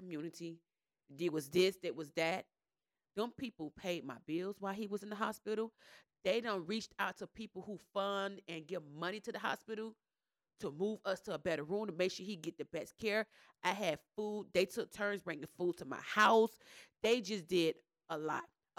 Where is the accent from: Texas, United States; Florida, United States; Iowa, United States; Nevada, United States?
Florida, United States; Miami; moved away as an adult; now in Gwinnett, United States; I come from Miami with just straight black friends